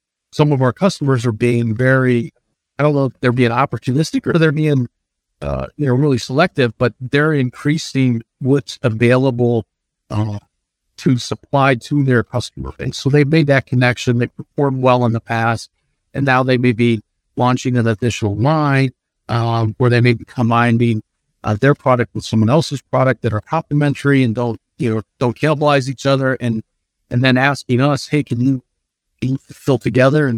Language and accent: English; Ohio, United States; Cleveland in my home state